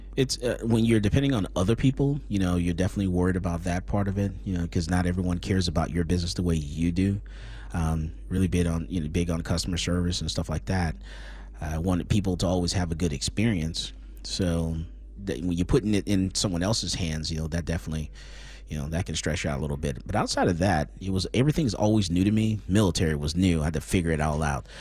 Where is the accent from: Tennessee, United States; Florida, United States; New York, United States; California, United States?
Florida, United States; Fort Lauderdale; moved away as an adult; also born or lived in Dallas, Texas; now in Austin, United States; I was born in Fort Lauderdale, Florida. I went to school there